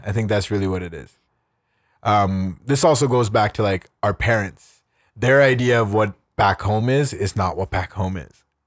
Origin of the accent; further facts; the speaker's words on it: Canada; I'm Canadian